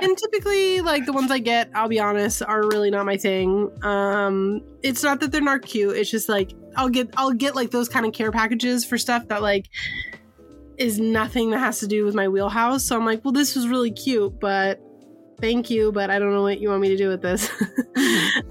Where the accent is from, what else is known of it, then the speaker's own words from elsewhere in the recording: San Francisco, California, United States; moved away; I am from the Bay Area. I'm from San Francisco